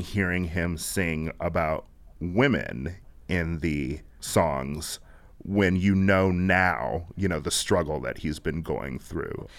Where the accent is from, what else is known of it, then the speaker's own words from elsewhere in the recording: Milwaukee, Wisconsin, United States; moved away as an adult; also born or lived in Chicago; I'm not from Chicago. I'm from Milwaukee